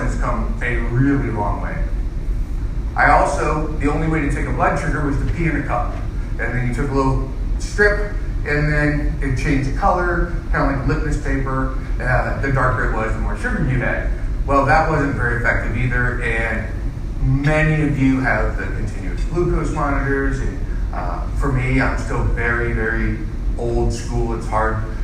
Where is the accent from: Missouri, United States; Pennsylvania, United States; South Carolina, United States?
Missouri, United States; St. Louis; I grew up in St. Louis, born and raised